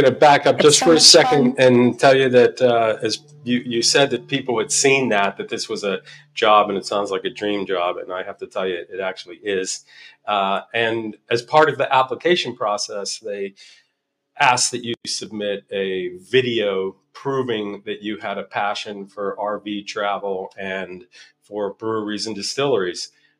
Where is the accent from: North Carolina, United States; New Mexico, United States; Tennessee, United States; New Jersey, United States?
New Mexico, United States; Albuquerque; We're from Albuquerque, New Mexico, and we sold the house, and we sold all of our possessions.